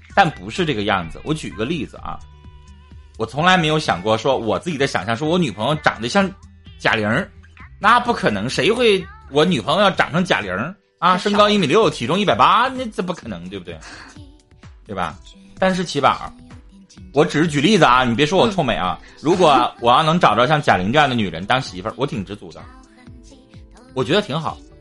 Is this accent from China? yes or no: yes; Northeast China, China; accent: Northeastern (Dongbei); 我们东北话俩字儿